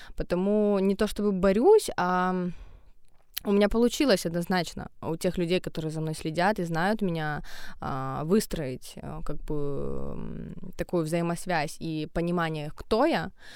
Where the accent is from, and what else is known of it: Ukraine